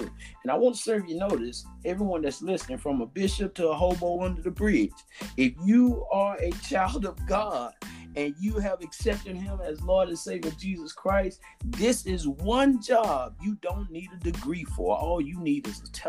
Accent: the South, United States; I'm from the South, down in the country, we say another further

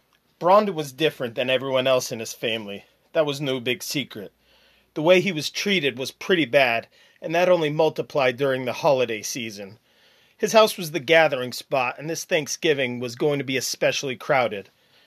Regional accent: Massachusetts, United States; born there; Where was I from before I came out of my mother's birth canal? Massachusetts was where it happened.

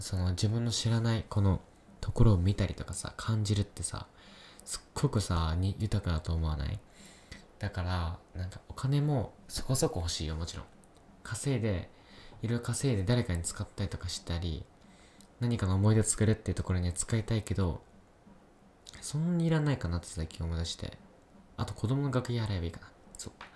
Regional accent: Yamanashi, Japan; moved away; also born or lived in Kyoto; ふるさとのね、山梨

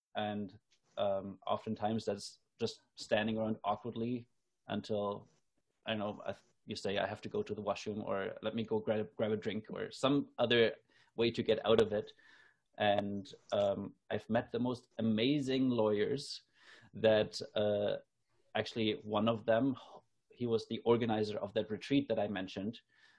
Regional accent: Germany; now in Canada; I noticed that I haven't had this in my life since I moved from Germany to Canada. So this was like after I lived in Canada for 8 years.

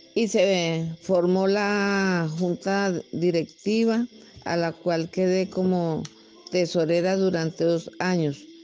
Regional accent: Anzoátegui, Tolima, Colombia; also born or lived in Venadillo, Tolima; Me regresé a vivir a mi tierra natal, Santa Rita, del municipio de Anzuate y Tolima

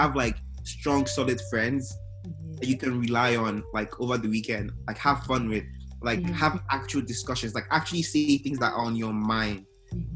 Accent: Imo, Nigeria; now in Texas, United States; Growing up in Nigeria

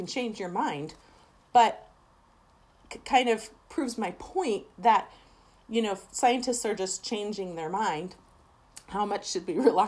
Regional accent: Seattle, Washington, United States; I am originally from Seattle. Well, originally. Spent the last 30 years there

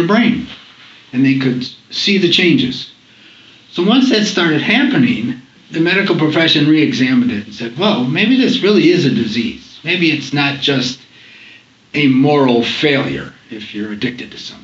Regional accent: Rochester, New York, United States; also born or lived in Boston, United States / Syracuse, United States; I grew up in Rochester, New York.

